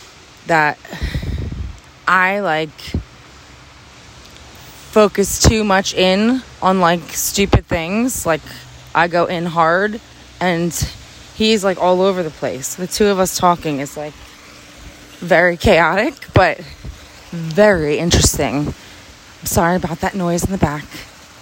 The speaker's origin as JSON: {"language": "English", "region": "New Jersey", "country": "United States", "said": "We're from Jersey"}